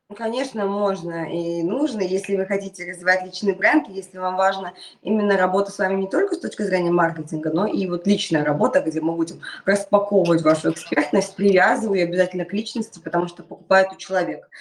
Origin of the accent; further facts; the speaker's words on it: Naberezhnye Chelny, Tatarstan, Russia; школа находится в моем родном городе, Набережной Челны